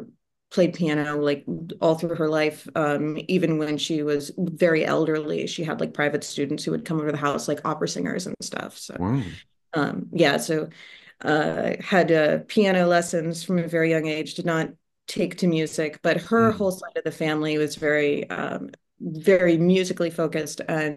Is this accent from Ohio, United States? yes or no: yes; Ohio, United States; also born or lived in Oak Park / California; I was born just outside Chicago in Oak Park. We lived in California when I was very little, and then moved to Ohio. So that's where I grew up.